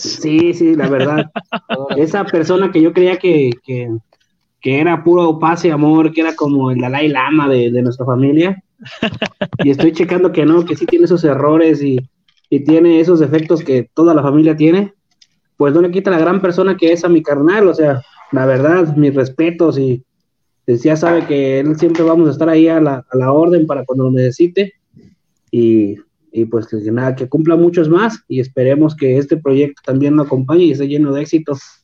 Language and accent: Spanish; Guadalajara, Jalisco, Mexico; moved away; estuve viviendo de niño allá en Guadalajara